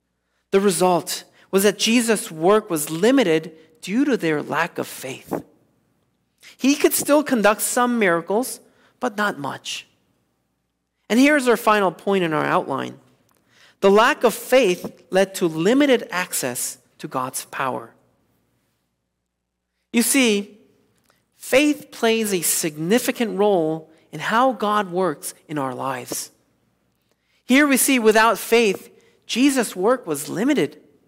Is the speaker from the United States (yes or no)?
no; South Korea; moved away; Most of you know that I grew up in South Korea in the 1980s.